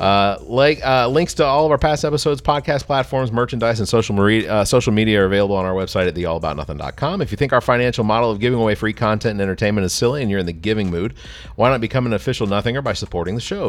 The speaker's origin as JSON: {"language": "English", "town": "Atlanta", "region": "Georgia", "country": "United States", "tie": "born or raised there", "moved": "as an adult", "lives_now": "Columbia area, South Carolina, United States", "said": "I'm originally from Atlanta, That was where I was born and raised. I moved here when I was twenty."}